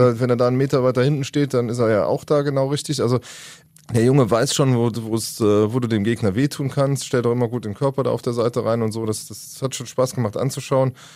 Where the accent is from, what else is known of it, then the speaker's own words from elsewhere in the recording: Rhineland-Palatinate, Germany; Kommt ja wie ich von der Mosel, der junge Jan Thielmann, ich glaube zehn Kilometer von meinem Heimatort weg äh, aus Föhren